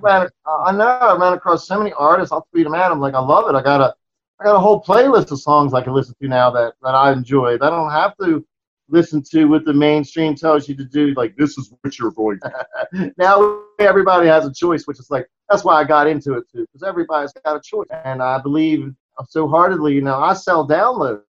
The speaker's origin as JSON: {"language": "English", "town": "Towson", "region": "Maryland", "country": "United States", "tie": "born or raised there", "said": "I grew up in in Towson. I don't know if you ever heard of it. It's outside Baltimore"}